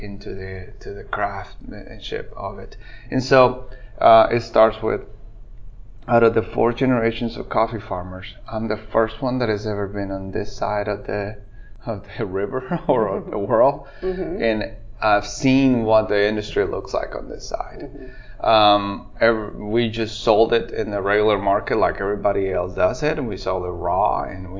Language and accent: English; Guatemala; English is a second language; moved away as an adult; I'm originally born and raised in Guatemala, and I've been in this state for about 20 years